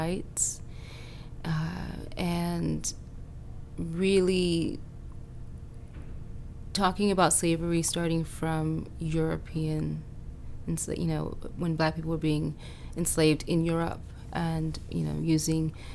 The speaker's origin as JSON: {"language": "English", "country": "Haiti", "tie": "born or raised there", "moved": "yes", "lives_now": "United States", "said": "I was born in Haiti, and I spent a lot of time in Haiti when I was younger."}